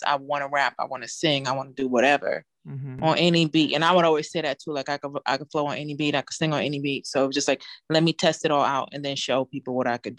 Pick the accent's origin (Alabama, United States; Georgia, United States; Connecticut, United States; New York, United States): New York, United States; New York City; moved away; I'm from Brooklyn originally.